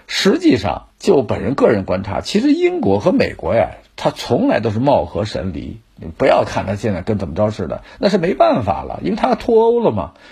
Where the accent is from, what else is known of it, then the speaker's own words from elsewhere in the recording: China; 作为中国人